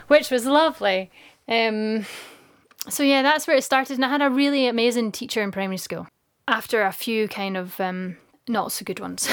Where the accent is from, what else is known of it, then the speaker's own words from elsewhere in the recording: Dunkeld, Scotland, United Kingdom; also born or lived in Glasgow / Mull; now in Isle of Mull, United Kingdom; Dunkeld, where I'm from